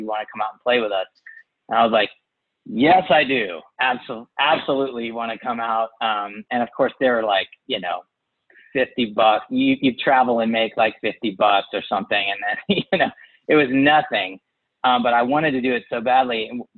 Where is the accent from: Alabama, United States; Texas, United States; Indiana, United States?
Texas, United States; San Antonio; moved away as an adult; now in Nashville, United States; I grew up in San Antonio, and I would go home for the summer after like a college semester.